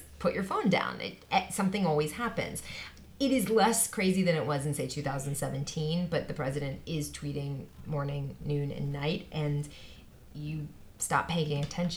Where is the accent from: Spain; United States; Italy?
United States; Pennsylvania; now in Washington, United States; my home state of Pennsylvania